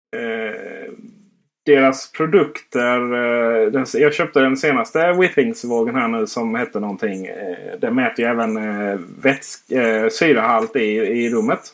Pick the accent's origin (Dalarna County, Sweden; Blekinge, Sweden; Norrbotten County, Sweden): Blekinge, Sweden; Jag är ju faktiskt från Blekinge, inte Skåne